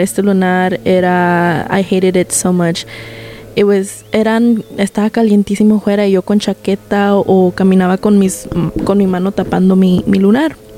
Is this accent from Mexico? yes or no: yes; Guanajuato, Mexico; yo soy de Guanajuato, México